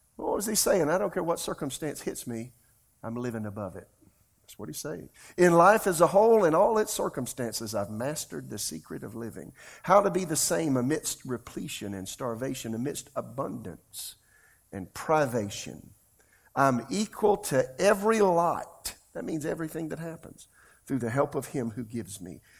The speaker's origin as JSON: {"language": "English", "town": "Florence", "country": "United States", "tie": "born or raised there", "said": "my hometown, Florence"}